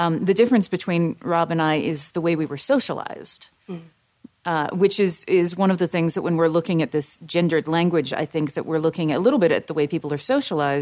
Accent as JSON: {"language": "English", "region": "the South", "country": "United States", "said": "I am from the South."}